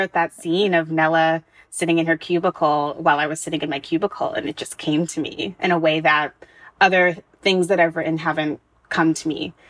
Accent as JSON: {"language": "English", "country": "United States", "tie": "born or raised there", "said": "I was born in America."}